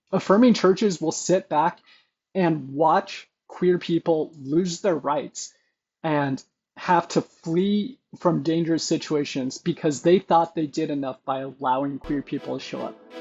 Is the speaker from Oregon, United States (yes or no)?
yes; Brookings, Oregon, United States; moved away; also born or lived in Klamath Falls, Oregon; I was born in Klamath Falls, Oregon, but we moved to Brookings when about when I was a year old. So 17 years of my upbringing was the same church